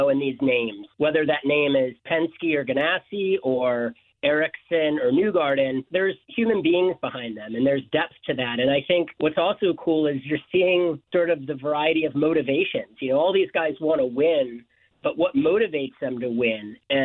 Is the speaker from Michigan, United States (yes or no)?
yes; Detroit, Michigan, United States; growing up in Detroit